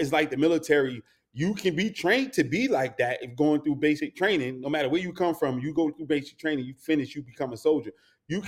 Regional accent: North New Jersey, United States; growing up in North New Jersey, born and raised

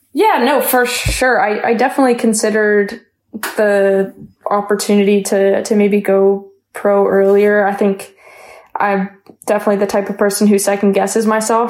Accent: London, Ontario, Canada; I grew up playing soccer in London

